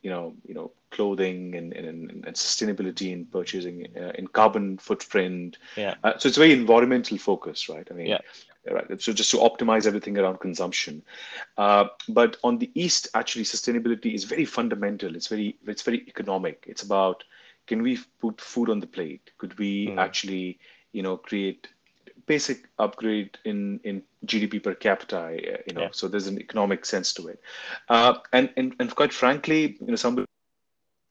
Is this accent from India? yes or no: yes; India; moved away; I was born and raised in India for a large part of my life